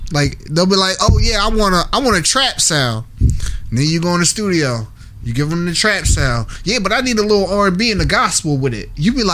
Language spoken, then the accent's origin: English; Philadelphia, Pennsylvania, United States; You know I'm from Uptown.